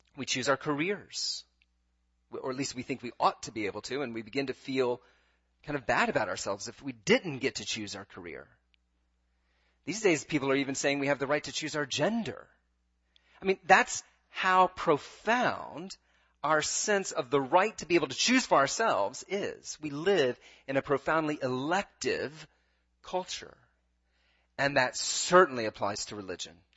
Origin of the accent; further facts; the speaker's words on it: United States; as an American